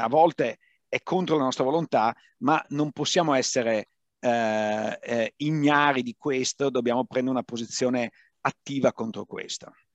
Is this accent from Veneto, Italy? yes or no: yes; Padua, Veneto, Italy; moved away; io vengo da Padova